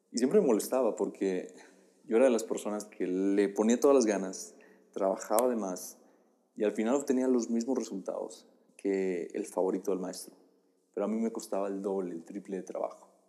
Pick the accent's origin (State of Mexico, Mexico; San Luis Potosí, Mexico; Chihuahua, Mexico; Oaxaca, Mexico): Oaxaca, Mexico; now in Puebla, Mexico; Eso fue lo que yo eh, atravesé cuando me mudé del estado de Oaxaca al estado de Puebla.